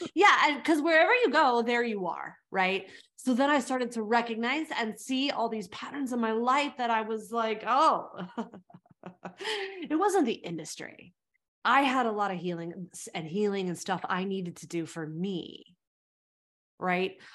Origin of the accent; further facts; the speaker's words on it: California, United States; moved away as an adult; also born or lived in South Africa; now in New York, United States; I grew up in California